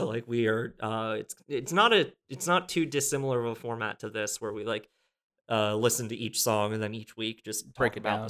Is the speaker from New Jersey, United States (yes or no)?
yes; New Jersey, United States; now in New York City, United States; I am a writer and musician who lives in New York City. I'm originally from New Jersey, and I have lived all over the country